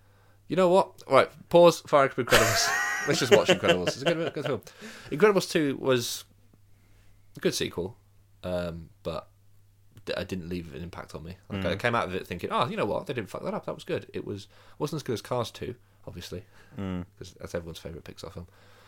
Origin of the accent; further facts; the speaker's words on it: Birmingham, West Midlands, United Kingdom; So I grew up in Birmingham.